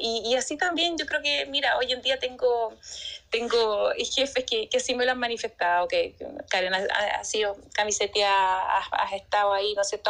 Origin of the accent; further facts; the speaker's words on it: Chile; yo creo que soy muy, muy chilena, amo mi tierra.